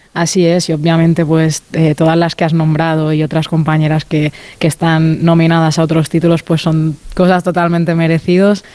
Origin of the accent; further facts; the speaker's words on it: Mallorca, Balearic Islands, Spain; moved away; al ser de Mallorca, ¿no? un sitio más, más pequeñito